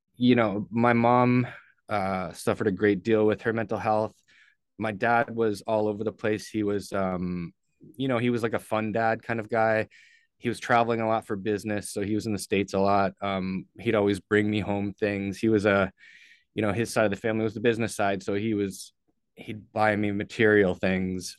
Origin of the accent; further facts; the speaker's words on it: St. Catharines, Ontario, Canada; moved away; I was born in Saint Catharines, Ontario, um, lived there until I was